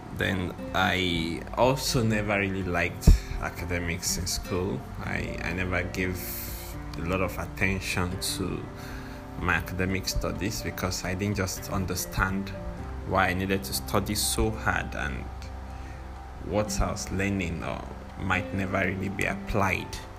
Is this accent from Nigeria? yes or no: yes; Nigeria; I'm a Nigerian